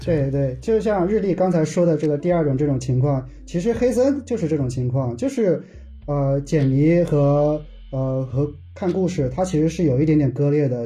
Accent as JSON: {"language": "Chinese", "area": "the North", "region": "northern China", "country": "China", "said": "因为我是北方人嘛，好像在北方的话，我就感觉在城市中好像不是经常能看到"}